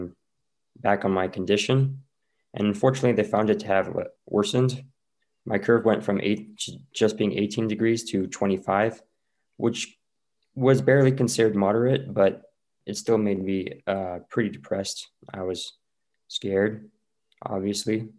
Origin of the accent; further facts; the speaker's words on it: Utah, United States; I'm from Utah. I'm 18. I'm a senior at Skyline High School right now